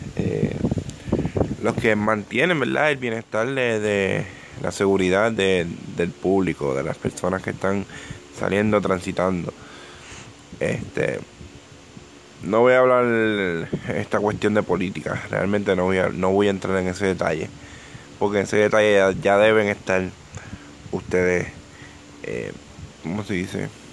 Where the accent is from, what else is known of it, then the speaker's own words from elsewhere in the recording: Ponce, Puerto Rico; yo soy de Ponce, yo soy del, sur de, Puerto Rico